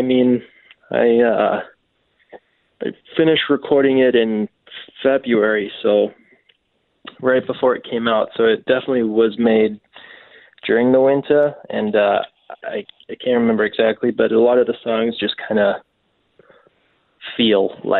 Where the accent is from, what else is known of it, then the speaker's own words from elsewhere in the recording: Wales, United Kingdom; moved away; I'm from Wales originally.